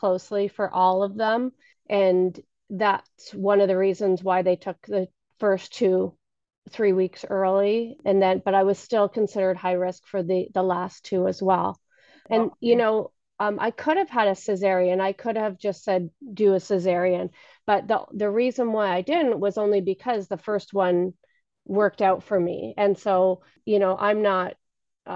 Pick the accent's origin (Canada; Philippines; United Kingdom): Canada; Ottawa, Ontario; moved away as an adult; now in Ohio, United States; I'm from Ottawa. I've only been in the U.S. for 8 years, so I had all my children in Canada